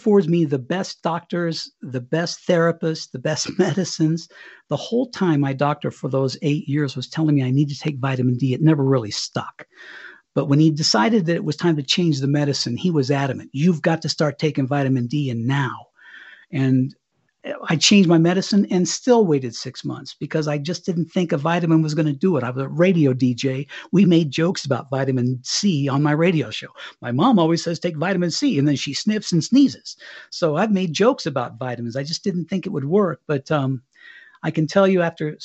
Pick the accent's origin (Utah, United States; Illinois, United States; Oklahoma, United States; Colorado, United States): Colorado, United States; Cañon City; moved away as an adult; we'd move back here to Colorado, my hometown, Canyon City